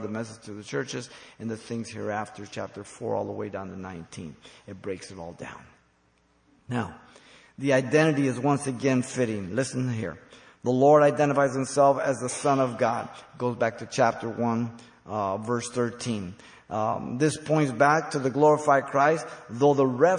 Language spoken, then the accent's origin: English; Los Angeles, California, United States; also born or lived in Mexico City, Mexico; I came to the United States. I went to Our Lady of Loreto in L.A.